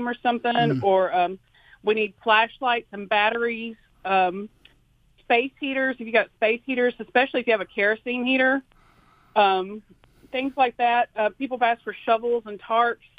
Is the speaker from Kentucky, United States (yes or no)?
yes; Mayfield, Kentucky, United States; now in Athens, United States; my hometown is famous for their high school football program, the Mayfield Cardinals